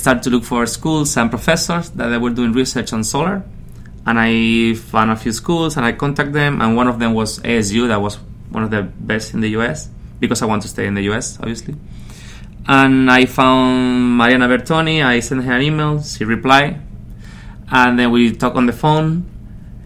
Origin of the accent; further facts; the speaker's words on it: Canary Islands, Spain; English is a second language; moved away as an adult; also born or lived in Madrid, Spain / Manhattan, Kansas, United States; now in United States; I was born and raised in the Canary Islands